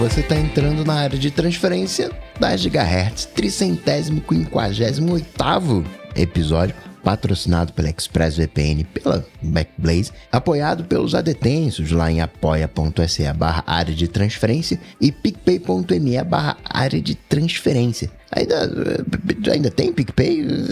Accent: Rio de Janeiro, Brazil; Tijuca, né? O, bairro também onde eu nasci

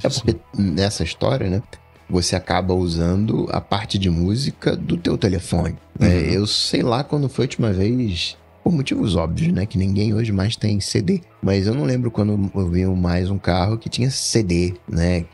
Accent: Rio de Janeiro, Brazil; Aí eu sou carioca

